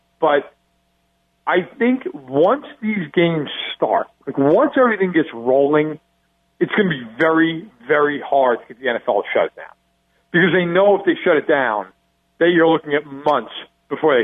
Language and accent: English; New York, United States; I'm an Italian from New York